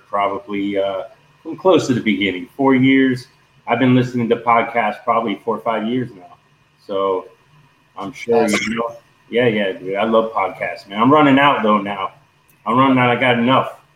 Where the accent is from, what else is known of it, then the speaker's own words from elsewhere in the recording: Miami, Florida, United States; I'm from Miami